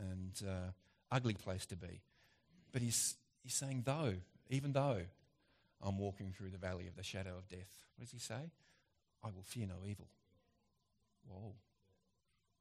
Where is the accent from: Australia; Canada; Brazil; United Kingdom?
Australia; as an Aussie